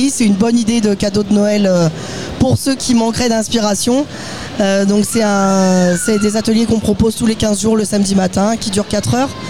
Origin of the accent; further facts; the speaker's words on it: Occitania, France; Julien est breton, alors je suis occitane, même